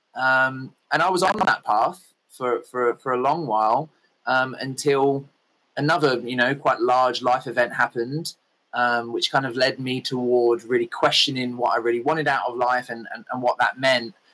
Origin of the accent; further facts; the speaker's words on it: England, United Kingdom; I kind of grew up in the land of fish and chips and rain and tea